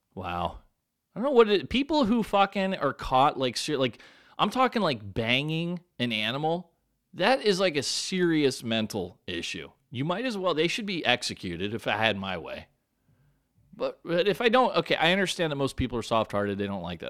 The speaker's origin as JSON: {"language": "English", "town": "San Diego", "region": "California", "country": "United States", "tie": "born or raised there", "said": "My hometown right here, San Diego, California"}